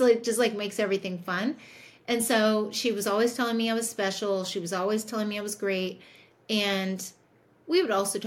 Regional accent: Indianapolis, Indiana, United States; I grew up in Indianapolis

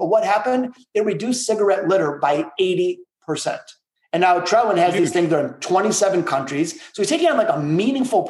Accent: Detroit, Michigan, United States; my hometown of Detroit

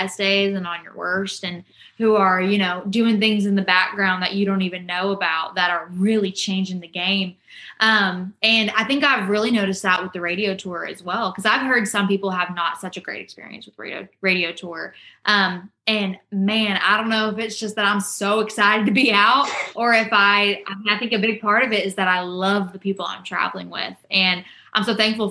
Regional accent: Rockwall, Texas, United States; moved away as an adult; now in Nashville, United States; I left Rockwall, Texas real, real quick. And I was just as fast to come back, even though I said I wasn't going to be. And I missed my hometown more than I said I would

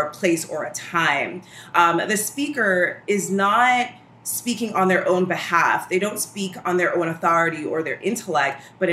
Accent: New York City, New York, United States; moved away as an adult; now in Washington, D.C., United States; I'm originally from Brooklyn

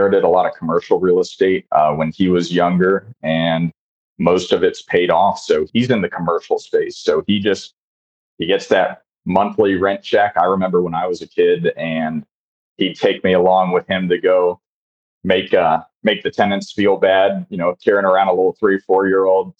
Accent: Houston, Texas, United States; moved away as an adult; now in Colorado, United States; born and raised in Houston, Texas.

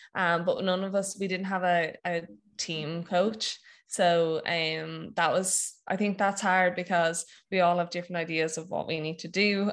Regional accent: Wexford, Leinster, Ireland; also born or lived in Maynooth / Dublin; I'm from Wexford

